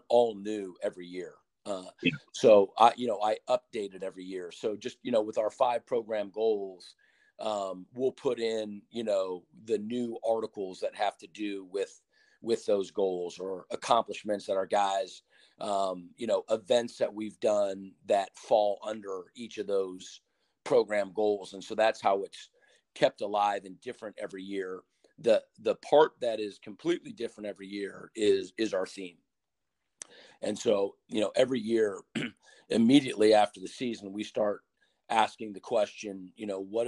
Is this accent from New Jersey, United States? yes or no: no; Ohio, United States; I'm from Seattle in Ohio